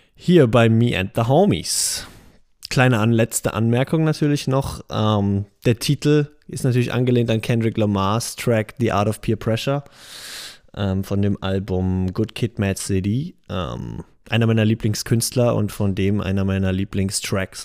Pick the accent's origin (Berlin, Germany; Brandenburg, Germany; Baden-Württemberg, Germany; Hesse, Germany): Baden-Württemberg, Germany; Heidelberg; now in Mainz, Germany; ich bin 26, geboren in Heidelberg, lebe aber in dem schönen Mainz